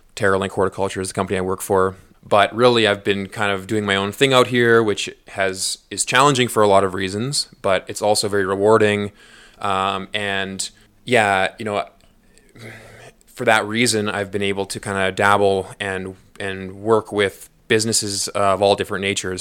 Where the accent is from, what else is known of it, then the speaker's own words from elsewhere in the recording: Prince George, British Columbia, Canada; moved away as an adult; now in Calgary, Canada; growing up and spending thirty years in Prince George